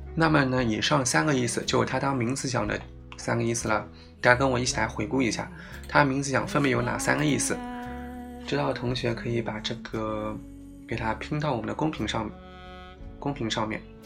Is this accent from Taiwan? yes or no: no; China; 我们中国人